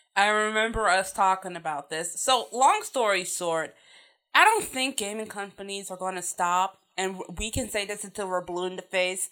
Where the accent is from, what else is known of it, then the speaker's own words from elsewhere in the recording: Chicago, Illinois, United States; I grew up in Chicago